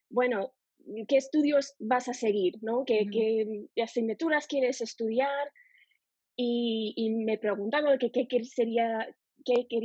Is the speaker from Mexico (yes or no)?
no; United States; Spanish is a second language; moved away; yo soy de Estados Unidos y el español es mi segundo idioma.